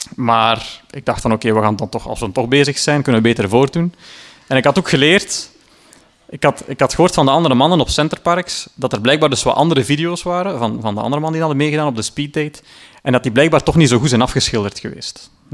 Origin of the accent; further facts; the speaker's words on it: Sint-Niklaas, Flanders, Belgium; in mijn geboortestad dan, Sint-Niklaas